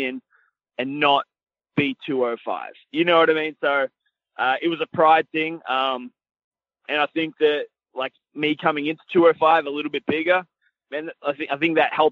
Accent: Australia; moved away as an adult; in my hometown with my friends and my family

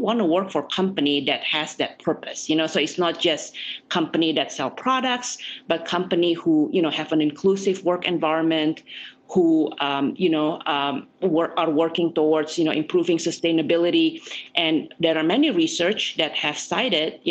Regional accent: Jakarta, Indonesia; now in United States; I was born and raised in Jakarta.

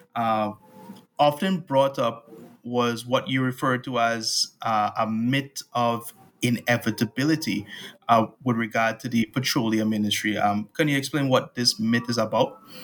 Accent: Trinidad & Tobago; born or raised there

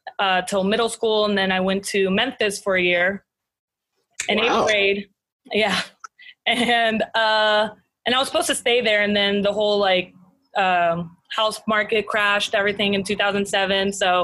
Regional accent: Biarritz, Nouvelle-Aquitaine, France; English is a second language; I'm from the Southwest. So Biarritz is the city I'm from. And it's right on the coast, so it's known for surfing. It's all about beaches and seafood. And I obviously am super thankful to be, you know, from France, but also to be from the beach.

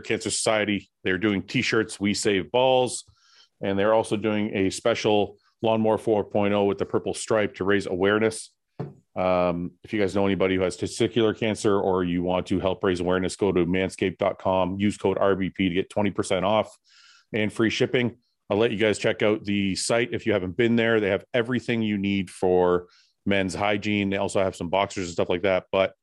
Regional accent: Canada; I'm Canadian. I'm Canadian.

